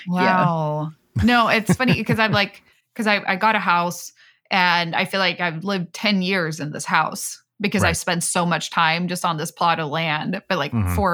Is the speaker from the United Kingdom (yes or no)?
no; Stockholm, Stockholm County, Sweden; English is a second language; moved away as an adult; now in San Francisco, United States; I grew up in Stockholm and I spent most of my life in Stockholm. And there, like the public transport is just so amazing. There was very few times where I really had to. And then I moved to San Francisco